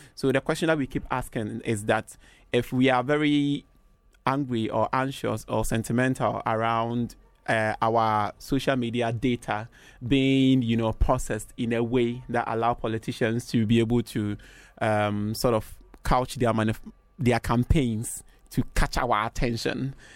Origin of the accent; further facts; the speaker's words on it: Ghana; I'm from Ghana.